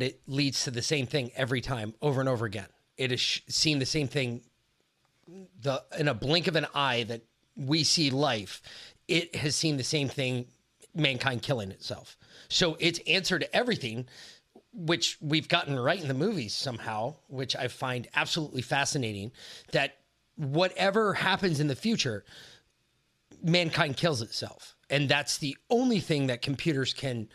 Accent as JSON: {"language": "English", "town": "Danbury", "region": "Connecticut", "country": "United States", "tie": "born or raised there", "moved": "yes", "said": "we grew up, like where we went to high school in Connecticut"}